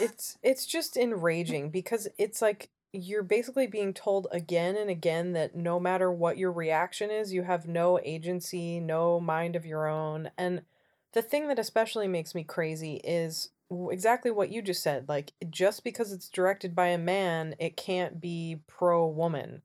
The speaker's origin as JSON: {"language": "English", "country": "United States"}